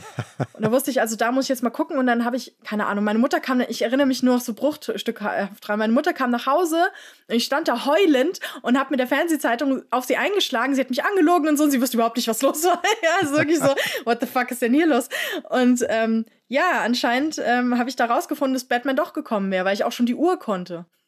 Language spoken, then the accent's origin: German; Frankfurt, Hesse, Germany; ich bin ja in Frankfurt aufgewachsen